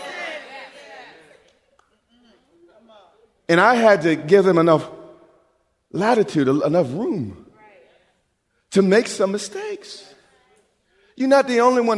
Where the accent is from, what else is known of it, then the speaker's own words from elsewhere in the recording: United States; we're from America